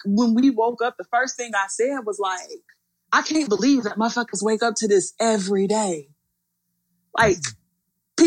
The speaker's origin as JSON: {"language": "English", "region": "Ohio", "country": "United States", "said": "I'm from Ohio. It's flat for the most part"}